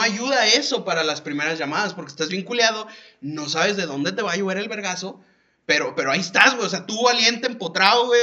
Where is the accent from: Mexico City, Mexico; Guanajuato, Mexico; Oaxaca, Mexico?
Guanajuato, Mexico; León; moved away; allá en León, o sea, de donde soy